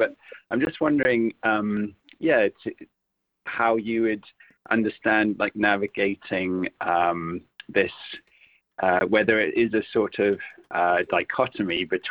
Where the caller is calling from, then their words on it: Great Shelford, East of England, United Kingdom; From Cambridge, from Great Shelford.